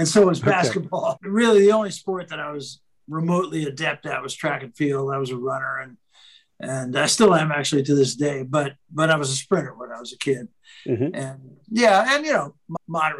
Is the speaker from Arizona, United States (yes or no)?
no; San Francisco, California, United States; I was raised in San Francisco